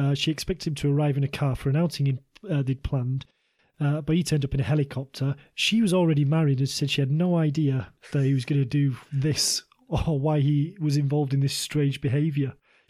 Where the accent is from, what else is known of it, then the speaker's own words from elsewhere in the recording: England, United Kingdom; being English